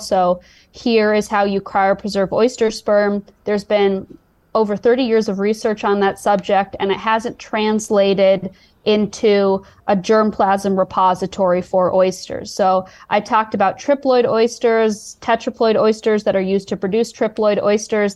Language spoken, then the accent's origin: English; Chicago, Illinois, United States; moved away; my hometown, Chicago